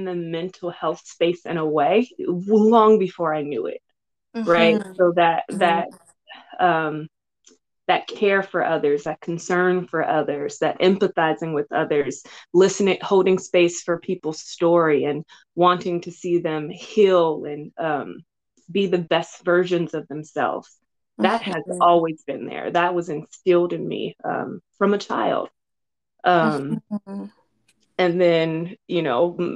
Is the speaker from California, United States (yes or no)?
yes; Los Angeles, California, United States; I grew up in South Central Los Angeles